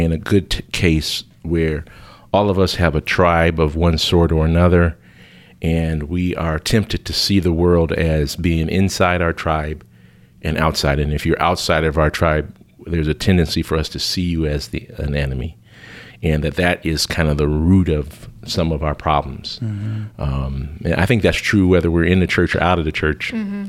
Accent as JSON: {"language": "English", "town": "Chicago", "region": "Illinois", "country": "United States", "tie": "born or raised there", "said": "And so I grew up in Chicago in a very large city in a parish that used to be Irish-German"}